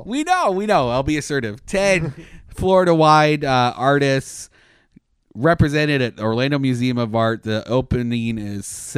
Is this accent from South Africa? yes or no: no; Canada; now in United States; I was amazed when I came here from Canada. There's like ride programs all the time.